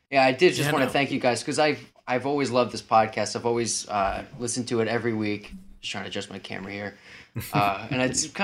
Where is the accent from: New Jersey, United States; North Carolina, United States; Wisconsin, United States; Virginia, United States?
New Jersey, United States; also born or lived in Tennessee / South Carolina; So I'm just from New Jersey. I've lived in Tennessee, South Carolina. Multiple places around the country.